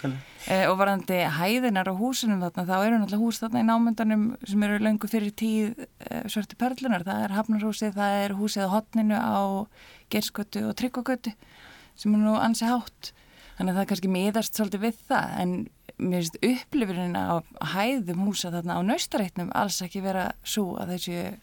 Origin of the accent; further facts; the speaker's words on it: Reykjavík, Capital Region, Iceland; Ég er alveg upp á Norðustík 5 og all mín fjölskylda er raun líka hérna